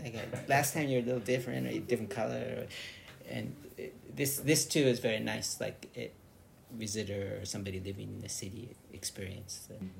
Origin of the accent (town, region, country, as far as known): California, United States; moved away as an adult; now in Tokyo, Japan